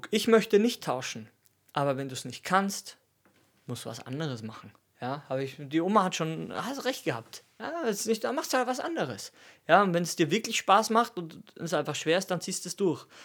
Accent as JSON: {"language": "German", "country": "Austria", "said": "Und für mich ist das krass, weil ich komme aus Österreich."}